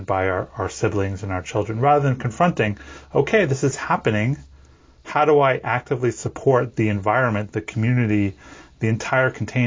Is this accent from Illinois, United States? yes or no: no; New York, United States; I was born in New York, in the East Coast in the 70s